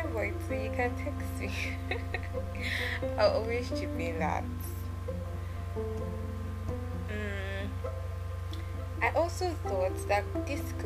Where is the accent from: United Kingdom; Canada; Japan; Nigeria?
Nigeria; Ondo; I'm from Ondo State. I'm a Yoruba girl.